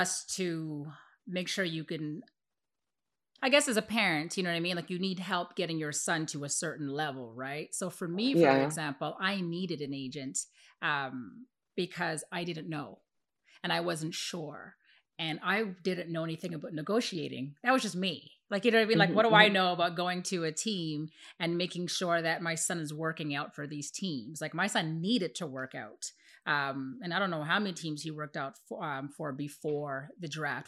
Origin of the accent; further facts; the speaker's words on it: Canada; moved away; I'm coming from Canada